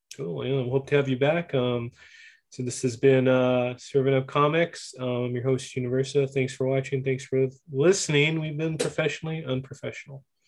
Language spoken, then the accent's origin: English; Whittier, California, United States; Whittier, my hometown.